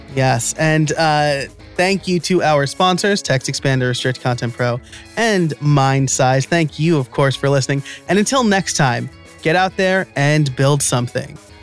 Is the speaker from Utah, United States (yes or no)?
no; New York, United States; I'm from New York and I'm Italian